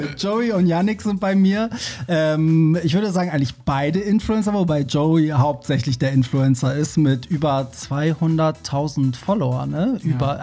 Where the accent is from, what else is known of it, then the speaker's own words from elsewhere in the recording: Iran; now in Germany; da, wo ich herkomme